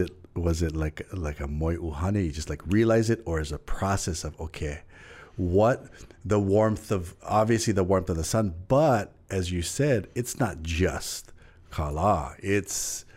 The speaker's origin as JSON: {"language": "English", "region": "Hawaii", "country": "United States", "said": "We know growing up, we're Hawaiian. We see that. We're told that."}